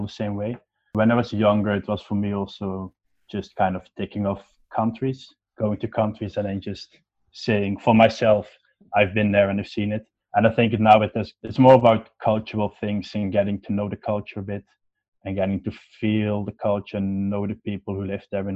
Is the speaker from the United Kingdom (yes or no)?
no; Netherlands; also born or lived in Switzerland; I was born in Switzerland because my mom was Swiss. My dad got a job here in the Netherlands, so we moved back to the Netherlands, and I've always been living here since